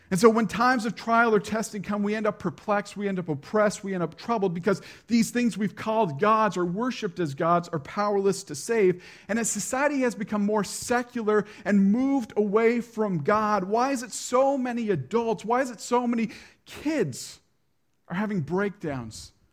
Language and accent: English; Prince Edward Island, Canada; I grew up in a subdivision on P